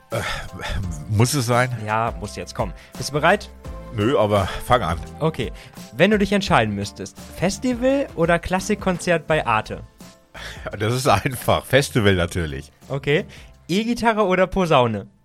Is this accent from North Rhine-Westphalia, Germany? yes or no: yes; Cologne, North Rhine-Westphalia, Germany; Aus Köln.